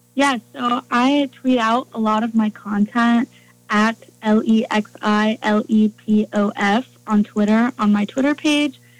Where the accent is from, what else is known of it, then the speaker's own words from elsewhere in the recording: Cincinnati, Ohio, United States; I am from Cincinnati